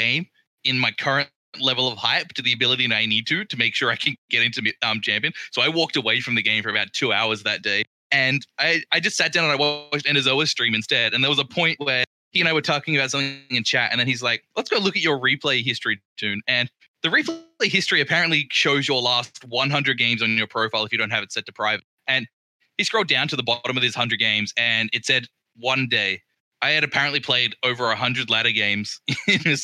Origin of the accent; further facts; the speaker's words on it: Port Lincoln, South Australia, Australia; in Australia, my hometown is Port Lincoln